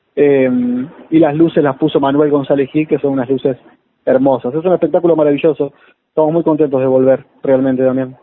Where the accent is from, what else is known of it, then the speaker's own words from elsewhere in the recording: Maldonado, Uruguay; moved away as an adult; now in Buenos Aires, Argentina; Yo soy uruguayo, me vine para acá en el 2006